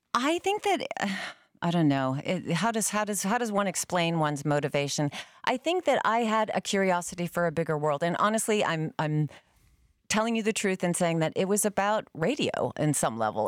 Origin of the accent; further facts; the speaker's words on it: Concord, New Hampshire, United States; moved away; I grew up in Concord, New Hampshire